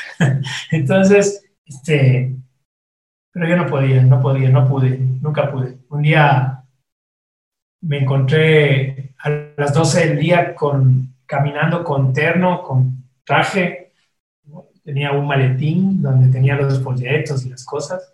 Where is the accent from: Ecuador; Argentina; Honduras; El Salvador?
Ecuador; moved away as an adult; also born or lived in Costa Rica; el primer director creativo ecuatoriano de la, agencia.